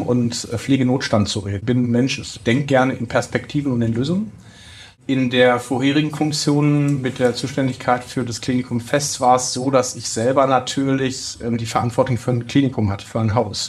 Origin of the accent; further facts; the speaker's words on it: Bochum, North Rhine-Westphalia, Germany; ich bin 44 und als Bochumer Kind des Ruhrgebiets